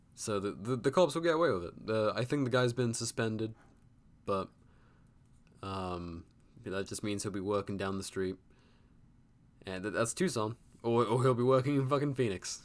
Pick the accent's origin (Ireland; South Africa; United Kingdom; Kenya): United Kingdom; as a Brit